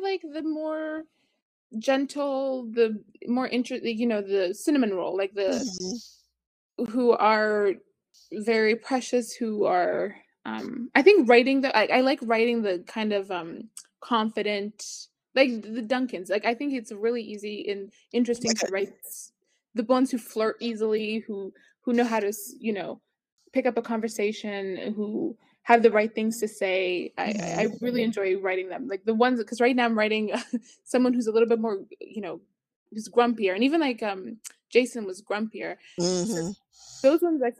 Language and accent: English; Canada; as a Canadian